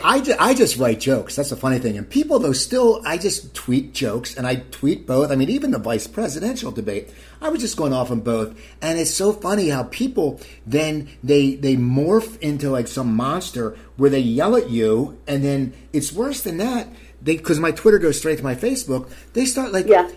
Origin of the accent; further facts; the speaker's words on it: Cherry Hill, New Jersey, United States; I grew up in a town called Cherry Hill, New Jersey